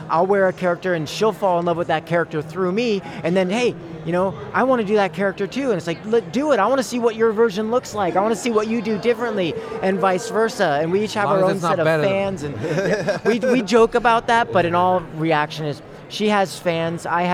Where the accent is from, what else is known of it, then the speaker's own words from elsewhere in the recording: Bay Area, Marin, California, United States; moved away as an adult; also born or lived in San Francisco; now in Fairfield, United States; I was born and raised in the Bay Area, Northern Bay Area, or Marin, some in San Francisco